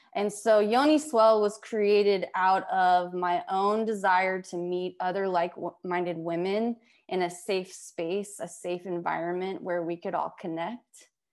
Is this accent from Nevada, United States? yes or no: yes; Las Vegas, Nevada, United States; I grew up in Las Vegas.